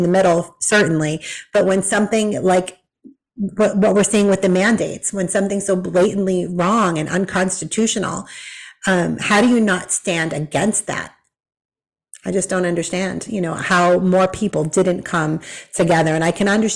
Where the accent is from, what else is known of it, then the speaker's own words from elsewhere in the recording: Massachusetts, United States; moved away as an adult; now in Tennessee, United States; I grew up in Massachusetts